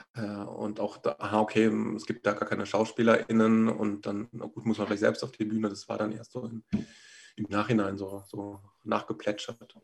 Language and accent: German; Rhineland-Palatinate, Germany; moved away as an adult; also born or lived in Berlin; ich bin so in der Pfalz auf dem Land aufgewachsen